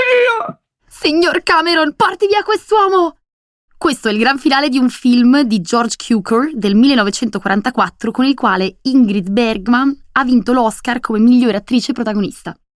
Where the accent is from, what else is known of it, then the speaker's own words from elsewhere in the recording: Veneto, Italy; moved away as an adult; also born or lived in Madrid, Spain; andarmene dal mio paesino natale in Veneto